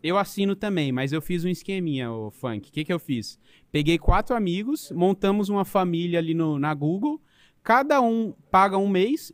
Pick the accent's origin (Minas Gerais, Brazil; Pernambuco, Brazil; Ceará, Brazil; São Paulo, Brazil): São Paulo, Brazil; moved away as an adult; also born or lived in Portugal; Eu sou, eu sou de São Paulo